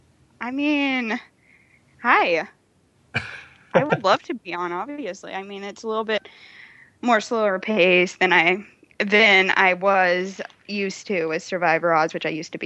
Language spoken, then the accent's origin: English; Oklahoma, United States; Yes, I am from Oklahoma, Tulsa, Oklahoma, Skytech, Oklahoma, Norman, Oklahoma, Oklahoma.